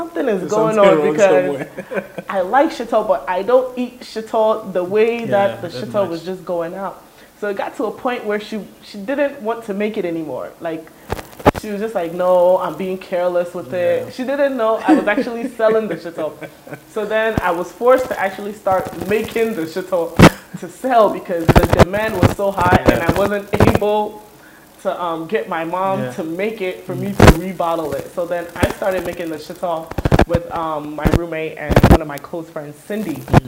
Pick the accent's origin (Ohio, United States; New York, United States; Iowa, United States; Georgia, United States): Georgia, United States; Atlanta; born or raised there; moved away as an adult; now in Ghana